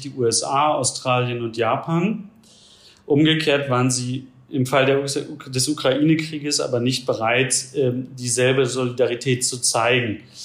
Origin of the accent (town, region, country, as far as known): Germany; now in India